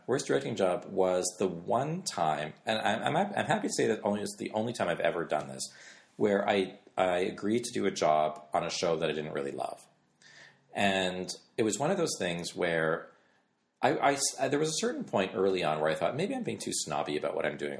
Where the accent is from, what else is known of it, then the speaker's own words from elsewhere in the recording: Canada; I grew up in Canada